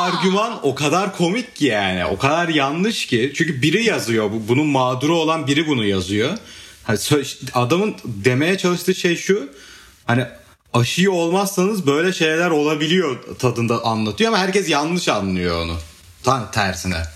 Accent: Artvin, Turkey; ben Artvinliyim.

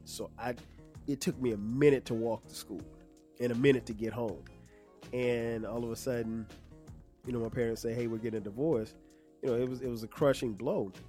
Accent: Florence, South Carolina, United States; moved away as an adult; also born or lived in Newark, New Jersey / Orangeburg, South Carolina; I was born in Newark, New Jersey. Um, I'm from South Carolina, but I was born in New Jersey

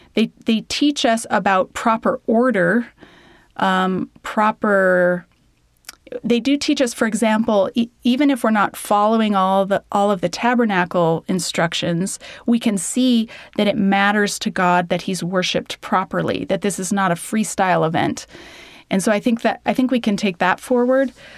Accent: Denver, Colorado, United States; moved away as an adult; now in Alberta, Canada; I grew up in Denver, Colorado

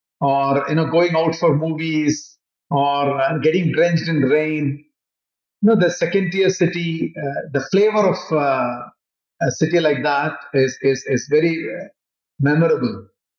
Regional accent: Nagpur, Maharashtra, India; I would say one of the great places to live in India is Nagpur. So my childhood was very good.

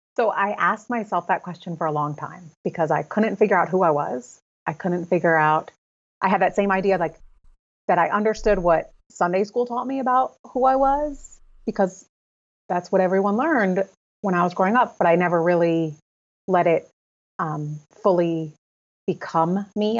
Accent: Connecticut, United States; I'm living still in my hometown in Connecticut.

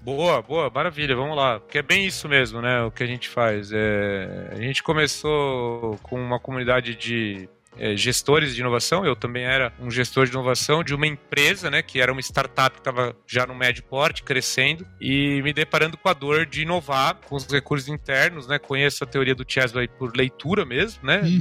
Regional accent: São Paulo, Brazil; Sou de São Paulo

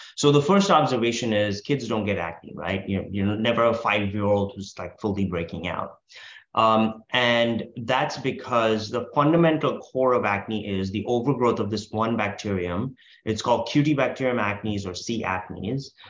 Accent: India; now in United States; I'm originally from India where we don't we call cookies biscuits

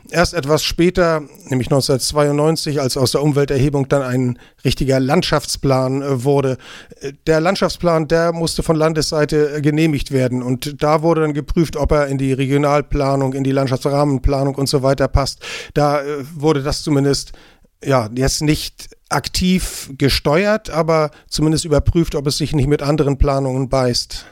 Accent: Kiel, Schleswig-Holstein, Germany; moved away as an adult; now in Eckernförde, Germany; ich bin geborener Kieler. Ich bin in Kiel zur Schule gegangen, habe dort studiert

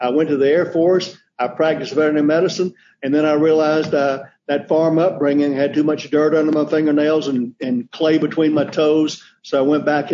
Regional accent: Middle Georgia, United States; also born or lived in Ohio / North Carolina; I grew up in Middle Georgia on a diversified row crop farm

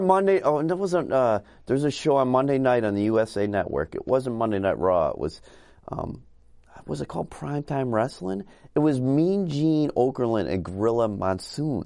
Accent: Buffalo, New York, United States; I grew up in Buffalo, so on Saturday nights, I'd always watch C F T

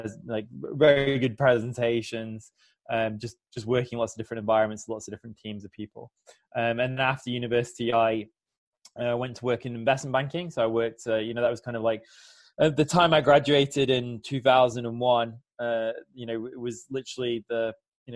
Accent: Warrington, North West England, United Kingdom; moved away as an adult; also born or lived in London, United Kingdom; now in Switzerland; I grew up in Warrington, in the northwest of England

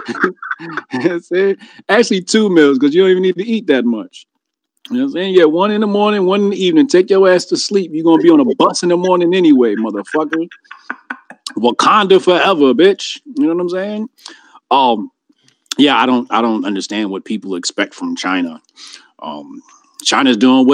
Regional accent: Jamaica; I'm Jamaican

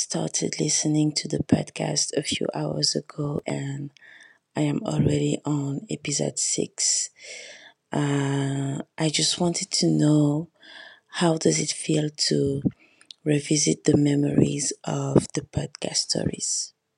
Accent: Paris, Île-de-France, France; English is a second language; I am from Paris.

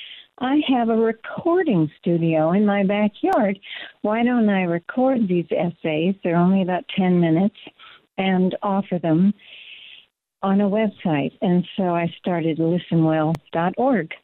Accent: Louisville, Kentucky, United States; moved away as an adult; also born or lived in New York / Bucks County, Pennsylvania; now in Pennsylvania, United States; I was born in Louisville, Kentucky, outside of the city

